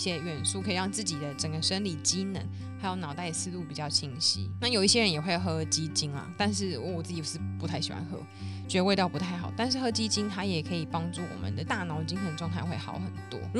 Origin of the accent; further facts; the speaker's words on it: Neihu, Taipei, Taiwan; 因为我是土生土长的内湖小姐，内湖超多吃的，超方便，好吗？我这边要平反一下。内湖国的人，希望大家可以帮我留言支持。